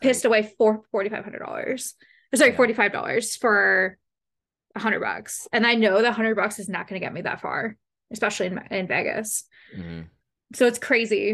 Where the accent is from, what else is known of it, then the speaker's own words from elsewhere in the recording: London, Ontario, Canada; I'm from London, from London. So obviously mm. I'm a London Knights fan.